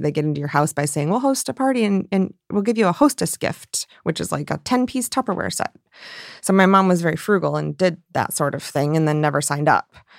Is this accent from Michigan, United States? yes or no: yes; rural Michigan, United States; my family and my hometown